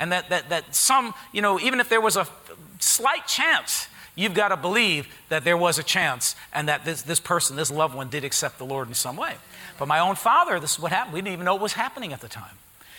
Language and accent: English; Harrison, United States; I grew up in Harrison